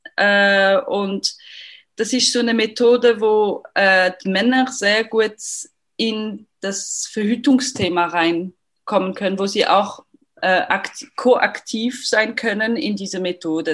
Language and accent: German; Lausanne, Vaud, Switzerland; accent: French; German is a second language; moved away; Ich bin aus Lausanne ursprünglich, deswegen mein, mein französischer Akzent